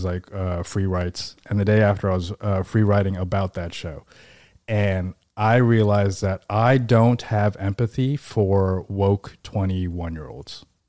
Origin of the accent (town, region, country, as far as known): Seattle, Washington, United States; born or raised there; now in New York, United States